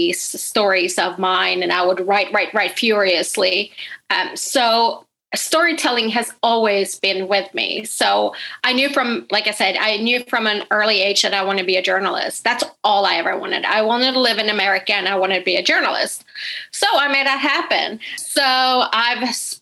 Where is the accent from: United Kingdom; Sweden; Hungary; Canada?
Sweden; moved away; I'm originally from Sweden, but my family is Finnish